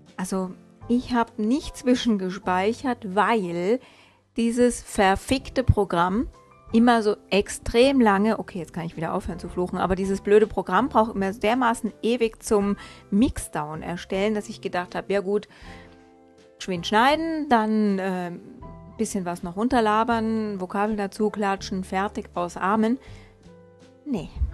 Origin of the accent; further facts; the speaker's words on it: Hesse, Germany; also born or lived in northern German coast (born, 'Muschelschubser'); gebürtiger Muschelschubser, aufgewachsen in Hessen